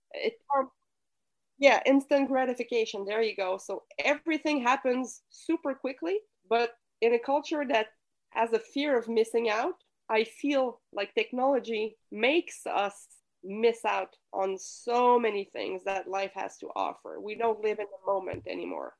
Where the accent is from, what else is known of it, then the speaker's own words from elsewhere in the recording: Quebec City, Quebec, Canada; I come from Quebec City, so I was raised in a typical French speaking Quebec family.